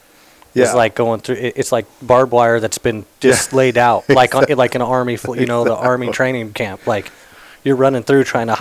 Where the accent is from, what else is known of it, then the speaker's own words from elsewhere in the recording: Sacramento, California, United States; I grew up in Sacramento